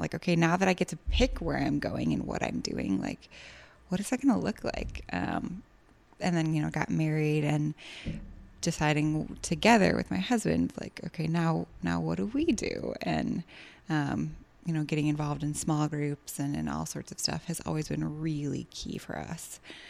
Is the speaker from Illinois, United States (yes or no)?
yes; Chicago, Illinois, United States; So born, was raised in Rogers Park ar